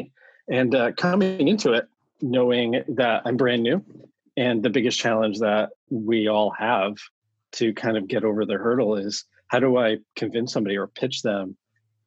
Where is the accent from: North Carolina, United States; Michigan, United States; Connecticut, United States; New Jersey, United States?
Connecticut, United States; moved away as an adult; now in San Francisco, United States; Born and raised in Connecticut. Found my way out to San Francisco about 20 plus years ago.